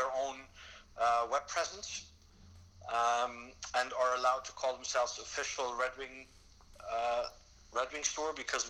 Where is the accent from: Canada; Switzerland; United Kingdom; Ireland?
Switzerland; now in Amsterdam, Netherlands; I was born and raised in Switzerland